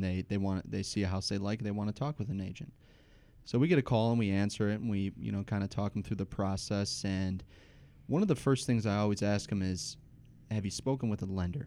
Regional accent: Trenton, Michigan, United States; also born or lived in Detroit, Michigan / Grosse Pointe, Michigan; growing up in Trenton and living downtown and now coming into the gross point

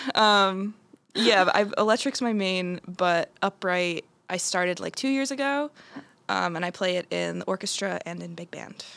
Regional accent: Blairstown, New Jersey, United States; I'm from uh, Blairstown, New Jersey.

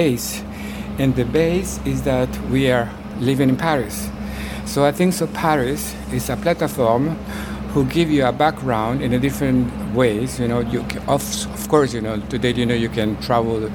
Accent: Honduras; moved away; I was born in Central America, Honduras

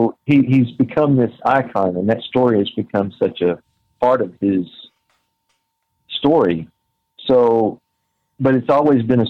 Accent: near Kemp, Texas, United States; from Kemp, Texas, which is right next to my hometown

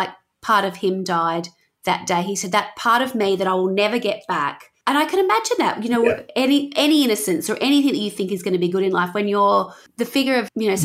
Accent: Wollongong, New South Wales, Australia; growing up in Wollongong, we had the Bulleye Rave Fest

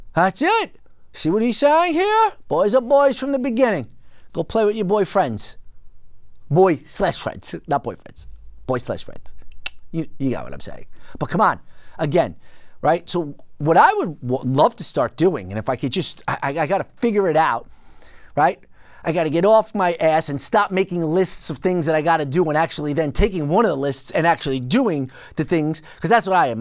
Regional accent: United States; as an American citizen

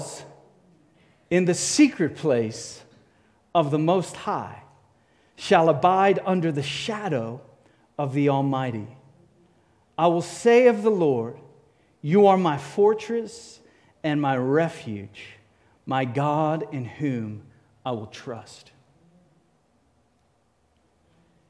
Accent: Cape Town, Western Cape, South Africa; moved away; I grew up in Cape Town, South Africa

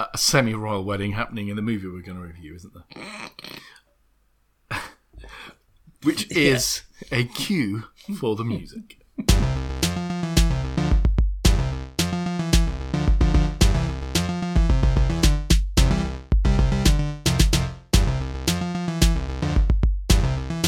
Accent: United Kingdom; as a British citizen

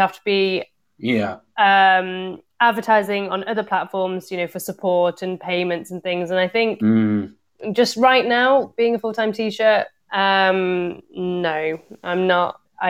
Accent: Liverpool, North West England, United Kingdom; born there; also born or lived in Coventry; But I was born in Liverpool. So you're not that you'd know from the accent or the videos, but... so I was born in Liverpool.

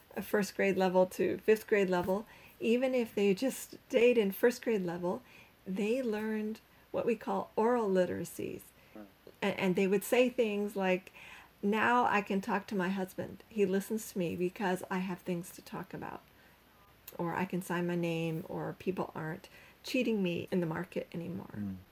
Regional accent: Canada; moved away as an adult; now in Cambodia; I'm Canadian

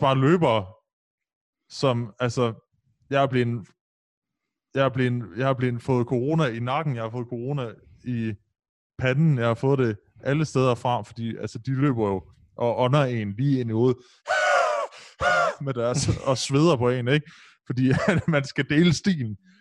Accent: Aarhus, Central Denmark Region, Denmark; hvor jeg voksede op i Brabrand

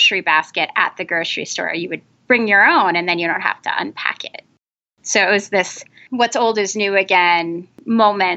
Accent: New England, United States; I grew up in New England

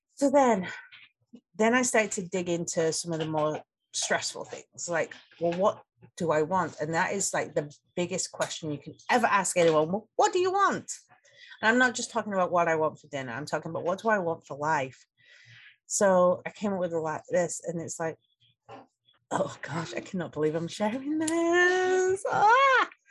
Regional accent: England, United Kingdom; moved away as an adult; now in United States; I grew up in England

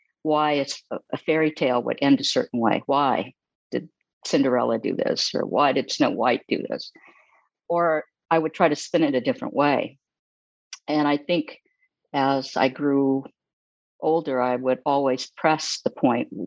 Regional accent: Los Angeles, California, United States; growing up in Los Angeles with a very interesting family

